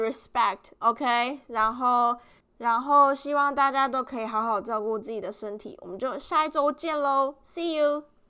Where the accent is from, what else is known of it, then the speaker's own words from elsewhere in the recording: Taiwan; moved away as an adult; now in Melbourne, Australia; I'm from Taiwan